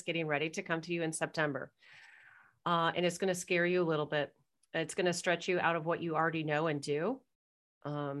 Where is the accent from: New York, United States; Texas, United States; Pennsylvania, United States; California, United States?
California, United States; Irvine; moved away as an adult; now in Toronto, Canada; I was like born and raised in Orange County, Irvine.